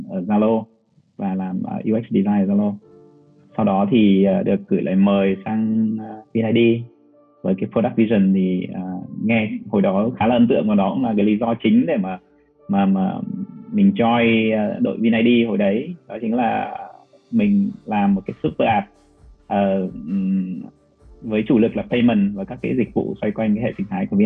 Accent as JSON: {"language": "Vietnamese", "region": "Hanoi", "country": "Vietnam", "also_born_or_lived": "Ho Chi Minh City", "accent": "Hanoi", "moved": "as an adult", "said": "em ở Hà Nội, sau đó thì em vào Sài Gòn cũng khoảng gần 10 năm đó."}